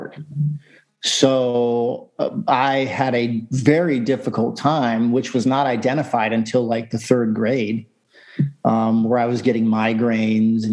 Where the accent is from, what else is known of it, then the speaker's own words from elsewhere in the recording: Sarasota, Florida, United States; also born or lived in Warwick, Rhode Island; My family moved to Florida when I was 3